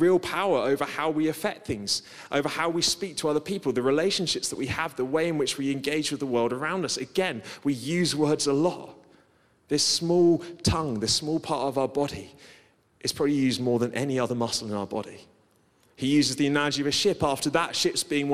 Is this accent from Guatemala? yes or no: no; Guernsey; I grew up on Guernsey, which is kind of like island living.